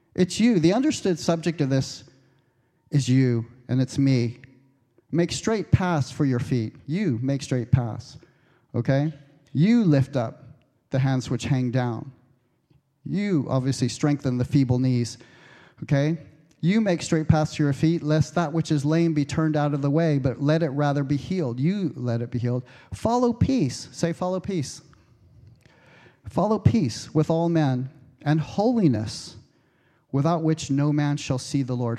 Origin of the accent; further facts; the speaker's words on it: United States; moved away; I'm American